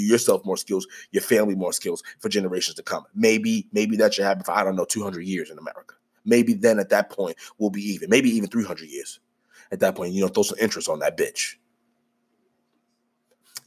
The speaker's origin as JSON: {"language": "English", "country": "United States", "said": "I am Black. I am American."}